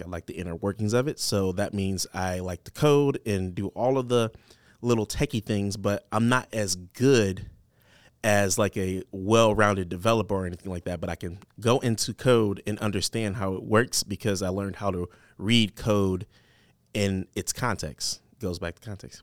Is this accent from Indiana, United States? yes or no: no; Detroit, Michigan, United States; now in Cedar Rapids, United States; I'm from Detroit.